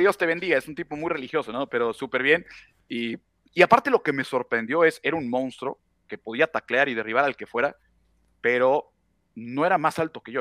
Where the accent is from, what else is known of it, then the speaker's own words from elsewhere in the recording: Puebla, Mexico; now in Monterrey, Mexico; yo soy de Puebla, pero vivo en Monterrey